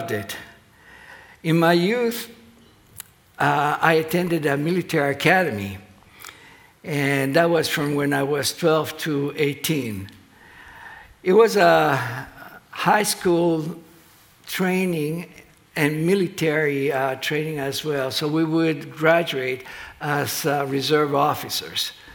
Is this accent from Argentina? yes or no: yes; Argentina; English is a second language; moved away as an adult; now in United States; I grew up in Argentina